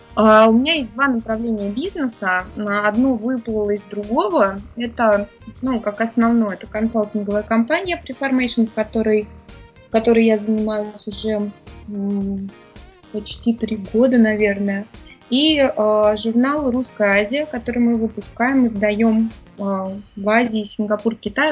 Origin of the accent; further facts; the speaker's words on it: Moscow, Russia; moved away as an adult; now in Singapore; я родилась в Москве